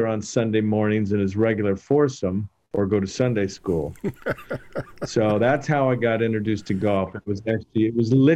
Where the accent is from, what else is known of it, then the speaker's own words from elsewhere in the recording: Escondido, California, United States; I grew up in Escondido